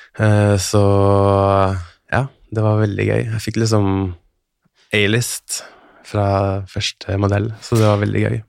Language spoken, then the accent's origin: Norwegian; Halden, Østfold, Norway; Jeg er fra Halden